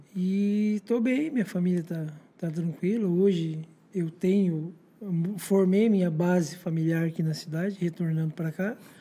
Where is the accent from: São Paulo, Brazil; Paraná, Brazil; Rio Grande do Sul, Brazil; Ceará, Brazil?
Paraná, Brazil; Paranaguá; Sou natural de Paranaguá, tenho 37 anos, sou nascido e criado nessa cidade.